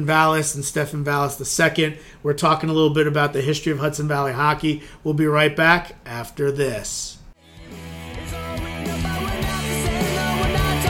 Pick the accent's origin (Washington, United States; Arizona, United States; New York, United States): New York, United States; Suffern; I grew up in Suffern and work in Suffern.